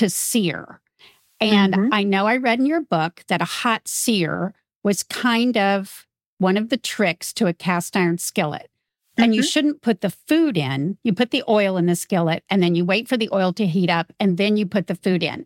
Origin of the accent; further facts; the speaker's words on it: Midwest, United States; I grew up in the Midwest.